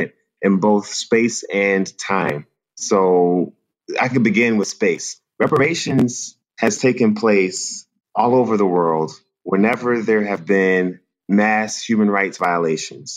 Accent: Washington, District of Columbia, United States; growing up in the Washington, D.C. area

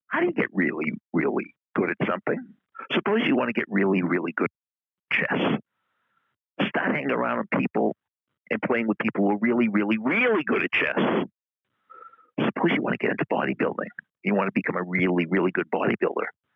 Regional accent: Boston, Massachusetts, United States; accent: Boston; moved away as an adult; also born or lived in Montclair; my Boston accent was so strong

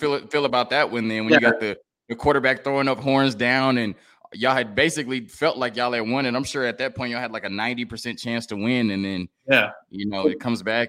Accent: Arlington, Texas, United States; And, you know, I rooted for, cause I'm from Arlington.

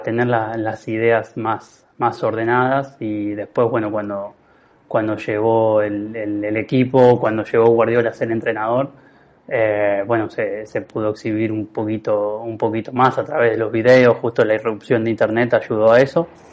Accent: Rafaela area, Santa Fe, Argentina; jugué en, Liga Rafaelina, en, eh, casi semi-amateur en, el club de mi pueblo, pero jugué de los seis años hasta, hasta llegar a primera

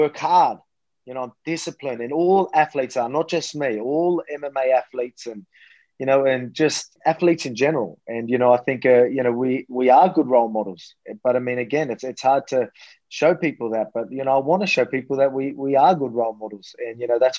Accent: Australia; I'm just a Aussie bogan.

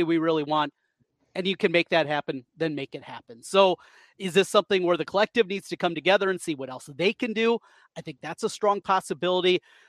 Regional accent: Iowa, United States; And I grew up in North Iowa, family from Minnesota, went to a ton of Iowa Minnesota games up in the dome growing up.

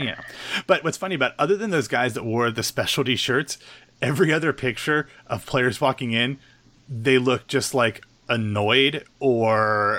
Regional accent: Reynoldsburg, Ohio, United States; also born or lived in Pickerington, Ohio; Alexis, you and I grew up in Reynoldsburg, eventually moved to Pickerington, graduated from Pickerington.

